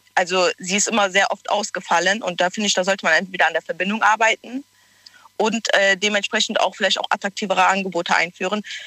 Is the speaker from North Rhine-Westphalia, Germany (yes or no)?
yes; Cologne, North Rhine-Westphalia, Germany; ich bin aus Köln